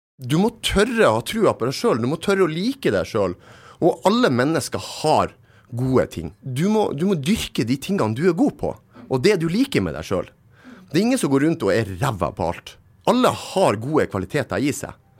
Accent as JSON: {"language": "Norwegian", "town": "Narvik", "region": "Nordland", "country": "Norway", "tie": "born or raised there", "said": "Jeg er født og oppvokst i Narvik"}